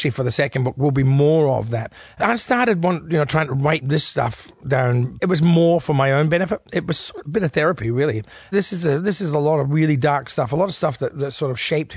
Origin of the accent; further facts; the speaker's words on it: Elizabeth, South Australia, Australia; Heytesbury Road, where I grew up in Elizabeth West